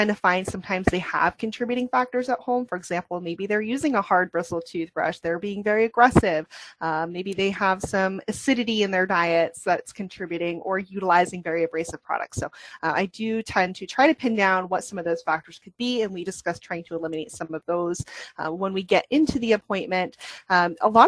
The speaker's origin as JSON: {"language": "English", "region": "New England", "country": "United States", "tie": "born or raised there", "said": "I was born and raised in the New England, Northeast, Maine, New Hampshire"}